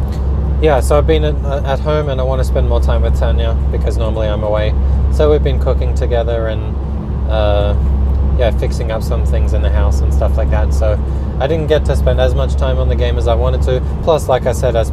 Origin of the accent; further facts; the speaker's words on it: Australia; accent: Australian; moved away as an adult; also born or lived in Sweden; now in Oskarshamn, Sweden; You can probably tell from my accent that I'm Australian, but I'm living in Sweden for the past 3 years